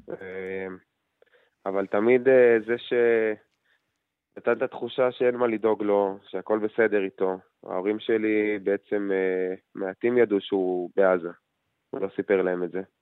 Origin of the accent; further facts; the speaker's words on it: Kiryat Arba, West Bank, Palestine; במקום שאנחנו גדלנו בו ובאים ממנו, ההורים גרים בקריית ארבע.